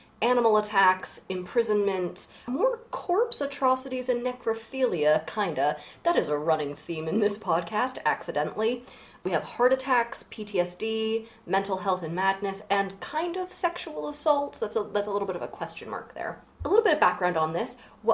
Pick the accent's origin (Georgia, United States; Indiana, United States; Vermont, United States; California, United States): Vermont, United States; Especially in Vermont, my home state